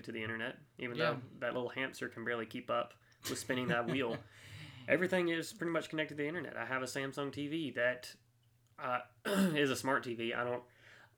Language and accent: English; United States; we as the American people